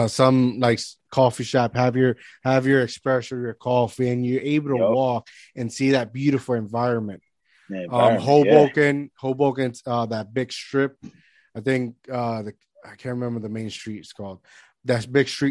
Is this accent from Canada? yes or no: no; Lajas, Puerto Rico; moved away as an adult; now in Jersey City, United States; I grew up in Puerto Rico. I've been in Puerto Rico all my life. So I've been living here for the last 10, 11 years